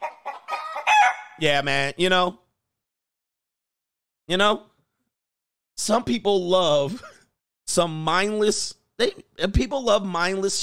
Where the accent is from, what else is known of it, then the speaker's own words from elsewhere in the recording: United States; I'm an American.